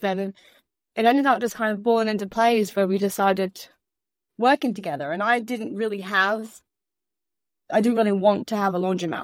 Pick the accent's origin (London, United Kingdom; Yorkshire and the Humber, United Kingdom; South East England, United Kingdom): London, United Kingdom; moved away as an adult; also born or lived in Orlando, Florida / Michigan / Chicago / Kansas; now in Sarasota, United States; originally born and raised in England, London, England